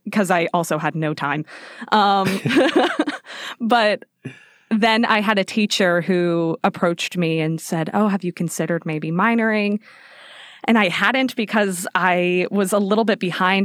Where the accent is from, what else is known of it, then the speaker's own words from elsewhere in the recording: Las Vegas, Nevada, United States; moved away; I grew up in Vegas. I was born and raised there.